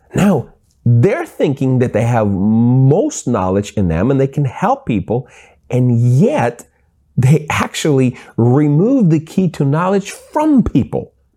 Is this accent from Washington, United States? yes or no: yes; Seattle, Washington, United States; I grew up in Seattle